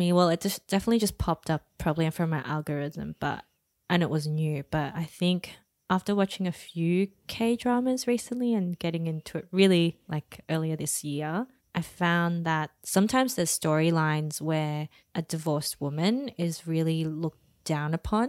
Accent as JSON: {"language": "English", "country": "Australia", "said": "Oh, maybe because we're Asian Aussie."}